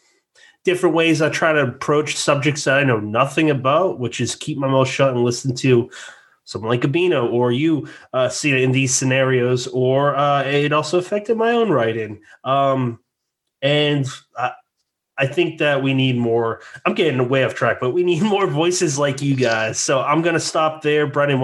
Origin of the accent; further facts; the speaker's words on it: New England, United States; now in New Jersey, United States; I'm from New England and I live in Jersey now.